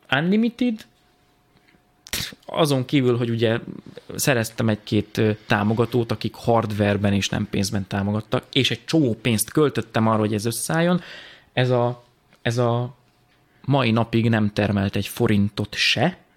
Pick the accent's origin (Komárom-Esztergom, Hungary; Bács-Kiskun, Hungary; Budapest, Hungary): Bács-Kiskun, Hungary; Tataháza; moved away; Tataházi vagyok, egy minden. kis faluból származom